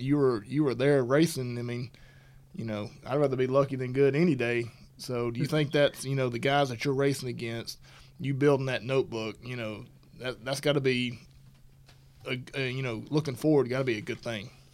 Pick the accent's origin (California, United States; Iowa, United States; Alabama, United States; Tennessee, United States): Alabama, United States; moved away; I'm from Alabama